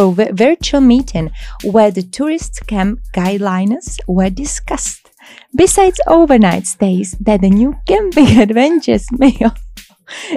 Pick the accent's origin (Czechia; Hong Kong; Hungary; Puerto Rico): Czechia; now in Abu Dhabi, United Arab Emirates; I'm from Czech Republic